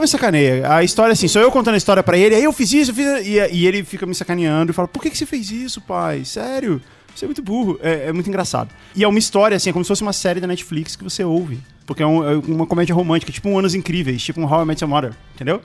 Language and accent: Portuguese; Brasília, Federal District, Brazil; nasci e cresci em Brasília